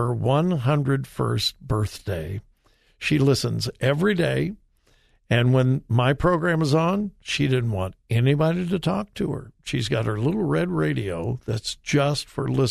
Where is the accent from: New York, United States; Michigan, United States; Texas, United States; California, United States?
California, United States; Long Beach; also born or lived in Compton / Norwalk / Artesia; I was born in Long Beach and I lived in Compton, Norwalk, and Artesia